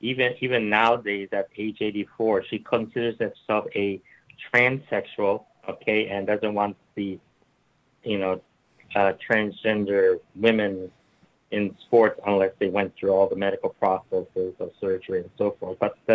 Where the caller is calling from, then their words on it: California, United States; And actually, I'm calling from the Bay Area of California, home of the Compton's Cafeteria Riot of 1967.